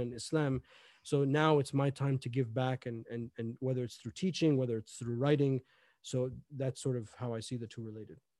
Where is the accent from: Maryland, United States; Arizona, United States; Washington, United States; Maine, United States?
Maryland, United States; Gaithersburg; I grew up in, uh, Gaithersburg, Maryland